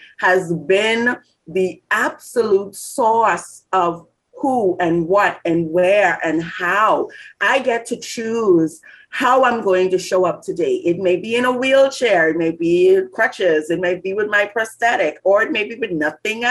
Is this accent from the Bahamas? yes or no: yes; Bahamas; growing up in the Bahamas